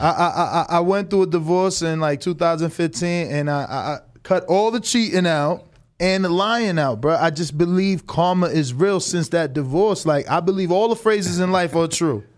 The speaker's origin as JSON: {"language": "English", "region": "New Jersey", "country": "United States", "also_born_or_lived": "Florida", "moved": "as an adult", "lives_now": "Las Vegas, United States", "said": "I'm from Jersey. Moved to Florida for one, one year."}